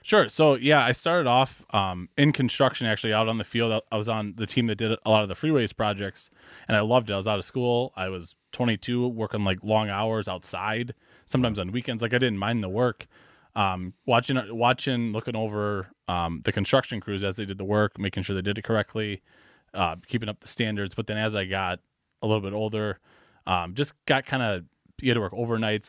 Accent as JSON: {"language": "English", "town": "Wauwatosa", "region": "Wisconsin", "country": "United States", "tie": "born or raised there", "also_born_or_lived": "Iowa / Valparaiso, Indiana", "said": "I was actually born, uh, in Iowa, Uh, and then shortly after that, moved here to Wisconsin. So I grew up in Wauwatosa, and I've kind of been, been here my whole life"}